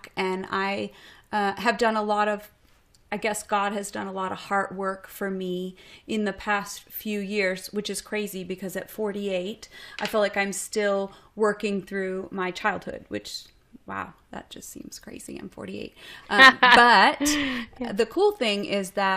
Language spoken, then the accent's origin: English; Boston, Massachusetts, United States; moved away as an adult; also born or lived in Seattle; now in Austin, United States; I'm originally from Boston